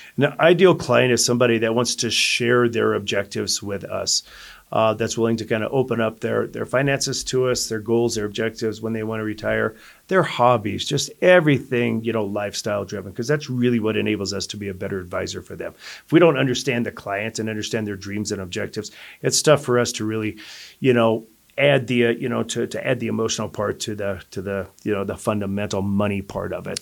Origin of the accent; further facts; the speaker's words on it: Colorado, United States; also born or lived in Denver / Greeley / Lafayette / Longmont; I'm a native of Colorado, so, uh, my dad worked for a public service company back when I was growing up as a kid. So we moved from Denver to Greeley